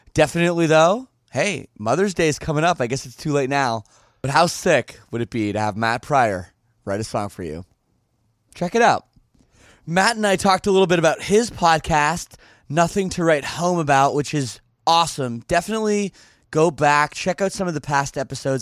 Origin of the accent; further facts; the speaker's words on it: Canada; I'm from Canada